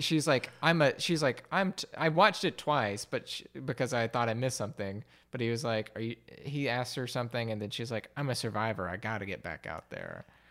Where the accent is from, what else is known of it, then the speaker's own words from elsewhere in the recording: Alabama, United States; moved away; I'm from Alabama